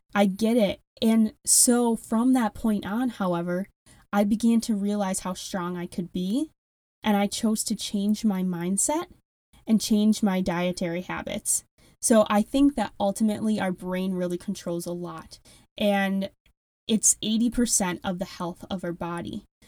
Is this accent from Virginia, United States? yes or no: no; Wisconsin, United States; accent: strong Midwestern; I do have a very strong Midwestern accent. I am from Wisconsin